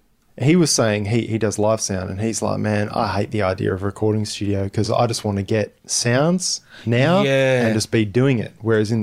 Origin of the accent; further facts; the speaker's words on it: Bunbury, Western Australia, Australia; I'm from Bunbury.